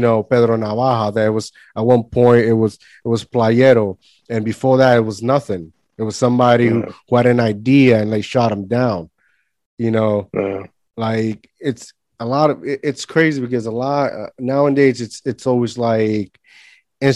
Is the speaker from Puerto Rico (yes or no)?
yes; Puerto Rico; moved away as an adult; now in New Jersey, United States; when I grew up in Puerto Rico, there was weeks and weeks that we had no light.